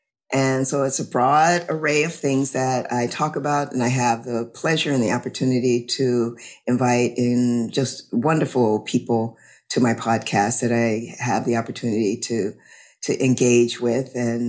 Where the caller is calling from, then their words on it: Louisiana, United States; I'm calling in from Louisiana.